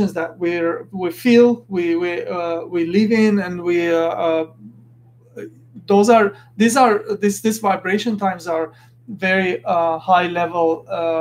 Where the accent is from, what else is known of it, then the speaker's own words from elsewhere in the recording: Beirut, Beirut Governorate, Lebanon; moved away; I'm an Armenian. I come from Beirut, Lebanon. I was born there, and I come from that kind of family setting